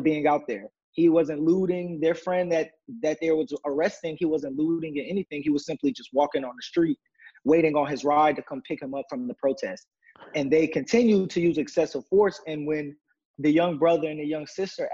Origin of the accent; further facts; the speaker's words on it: Atlanta, Georgia, United States; also born or lived in Eatonton, Georgia / Athens, Georgia / New York City (parents); Most of my years I was raised in Atlanta, but my younger days I was raised in Edenton, Georgia